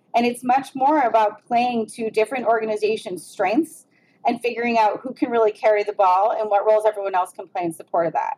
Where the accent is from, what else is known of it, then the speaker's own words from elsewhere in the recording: Cleveland, Ohio, United States; I am that person from Cleveland